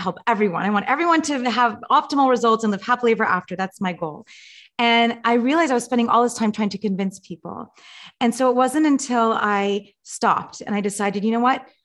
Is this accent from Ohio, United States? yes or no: no; Los Angeles, California, United States; I grew up in Los Angeles.